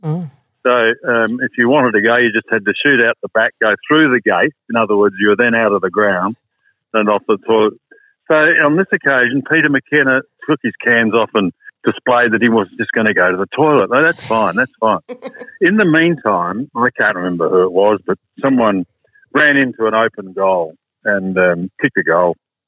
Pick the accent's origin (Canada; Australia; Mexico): Australia; South Australia; And I came over from South Australia and he asked me to take over hosting World of Sport